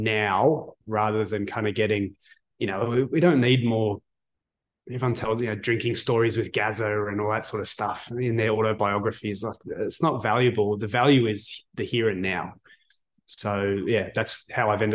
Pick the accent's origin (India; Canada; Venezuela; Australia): Australia; Canberra, Australian Capital Territory; moved away; I was born in Canberra, which when I was born there was a rugby league stronghold